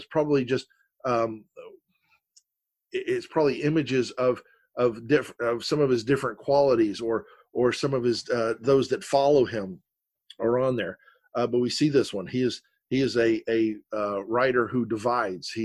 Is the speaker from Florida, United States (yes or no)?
yes; Florida, United States; I was born and raised in the South here in Florida, over one county over, and I was raised around Southerners